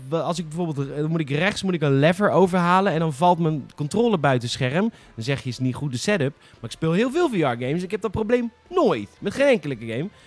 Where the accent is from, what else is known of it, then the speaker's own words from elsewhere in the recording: Rotterdam, South Holland, Netherlands; Oh, het, is, ah, het komt uit Amsterdam. En als Rotterdammer is dat het gewoon.